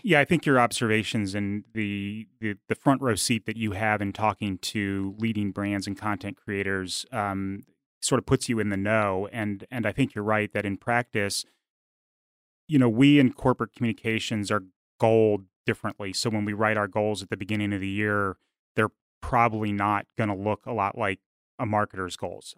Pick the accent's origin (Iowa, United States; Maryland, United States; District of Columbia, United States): District of Columbia, United States; Washington; moved away as an adult; also born or lived in Richmond, Virginia / Arkansas; growing up in the Washington, D C area